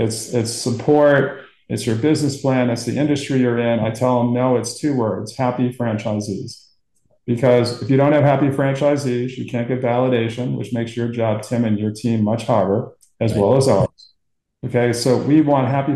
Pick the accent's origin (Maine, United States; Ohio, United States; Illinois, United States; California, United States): Maine, United States; Portland; I grew up in Portland, Maine